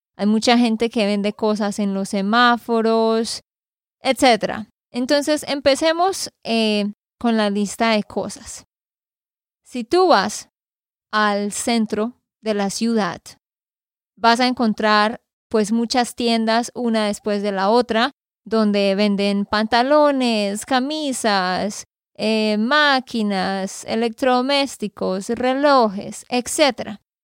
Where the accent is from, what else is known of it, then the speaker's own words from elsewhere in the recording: Santander, Colombia; de Santander, Colombia